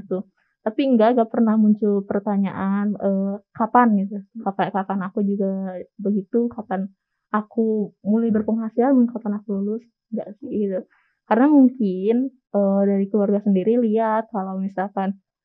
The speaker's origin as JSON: {"language": "Indonesian", "town": "Sumedang", "region": "West Java", "country": "Indonesia", "moved": "as an adult", "lives_now": "Bandung, Indonesia", "said": "asal aku dari Kota Sumedang"}